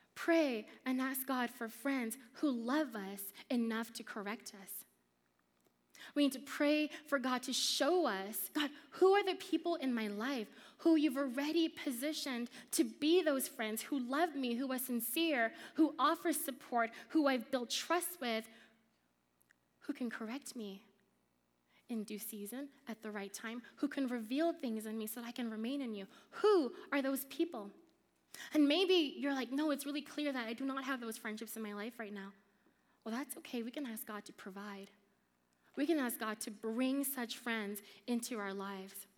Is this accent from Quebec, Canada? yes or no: yes; Montreal, Quebec, Canada; moved away; When my family moved to Canada, we first moved to Montreal